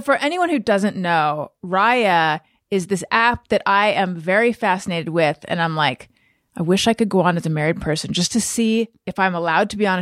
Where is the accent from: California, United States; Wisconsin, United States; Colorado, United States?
California, United States; moved away as an adult; also born or lived in New York; when I moved from New York to California